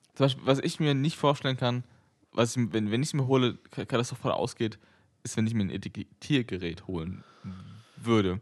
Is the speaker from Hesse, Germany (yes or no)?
no; Berlin, Germany; ich bin ja in Berlin geboren